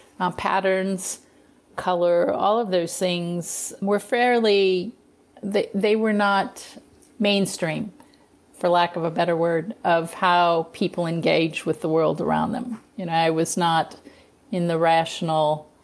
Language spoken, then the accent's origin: English; Missouri, United States; As a kid, I grew up in Missouri, in around the Missouri River area